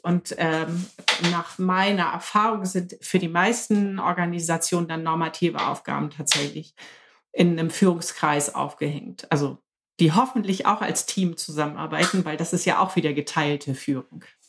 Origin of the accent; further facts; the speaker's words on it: Hamburg, Germany; ich komme aus Hamburg, sitze in meinem Hausboot im Harburger Binnenhafen